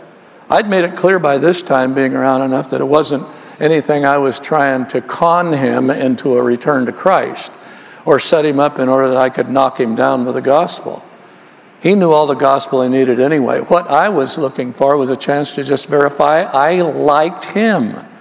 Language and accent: English; Oakland, California, United States; also born or lived in Los Angeles; I was raised in Oakland, California